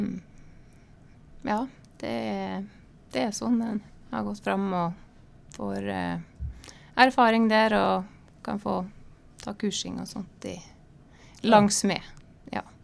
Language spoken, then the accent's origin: Norwegian; Terråk, Nordland, Norway; moved away; Jeg er fra Bindalen